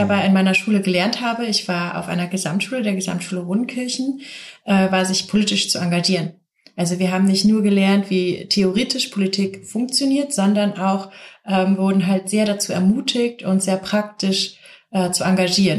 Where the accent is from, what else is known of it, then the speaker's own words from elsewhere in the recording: south of Cologne, North Rhine-Westphalia, Germany; Ich bin aufgewachsen hier im Rheinland, direkt im Schatten von Shells Ölraffinerie, und zwar der größten Ölraffinerie hier in Deutschland, ähm, am Rhein, im, am Kölner Süden